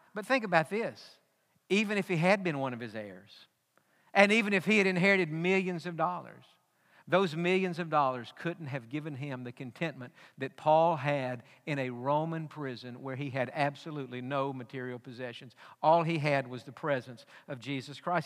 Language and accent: English; East Texas, United States; growing up in East Texas, which in the 80s when we grew up there was the dairy capital